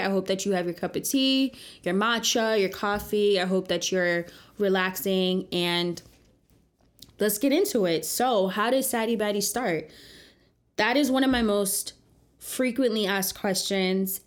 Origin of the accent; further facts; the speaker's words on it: New Jersey, United States; moved away as an adult; now in New York City, United States; I grew up in the suburbs of New Jersey in the 90s